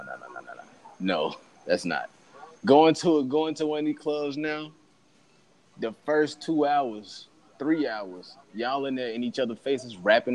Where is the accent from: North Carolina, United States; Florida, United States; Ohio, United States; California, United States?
North Carolina, United States; I'm from North Carolina, y'all.